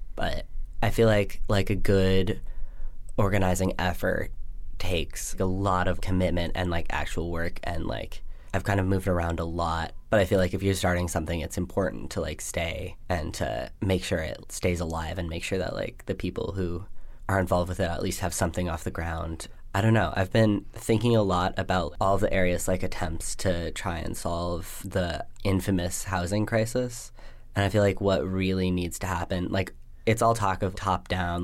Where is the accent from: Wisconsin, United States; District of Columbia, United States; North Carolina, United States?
District of Columbia, United States; Washington; also born or lived in Arizona / Colorado Springs, Colorado; now in Vermont, United States; I grew up in Washington, D C